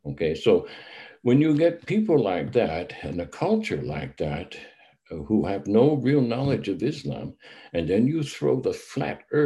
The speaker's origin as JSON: {"language": "English", "country": "United States", "moved": "yes", "said": "myself as an American"}